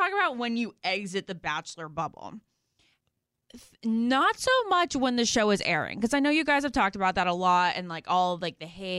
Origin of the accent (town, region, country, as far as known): Northern Virginia, United States; born or raised there